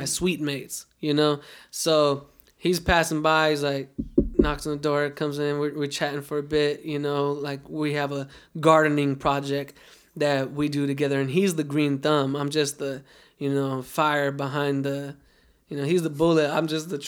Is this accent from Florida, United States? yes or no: no; Las Vegas, Nevada, United States; I'm born and raised in Las Vegas